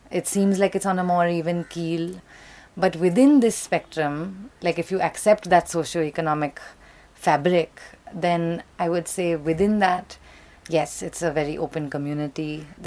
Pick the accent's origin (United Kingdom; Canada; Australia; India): India; very often I'm the female artist, very often I'm the Indian artist, very often it'll be the live act amongst the DJs.